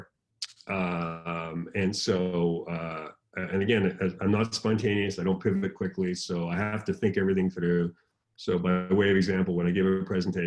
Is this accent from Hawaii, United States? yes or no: no; San Diego, California, United States; I'm from San Diego.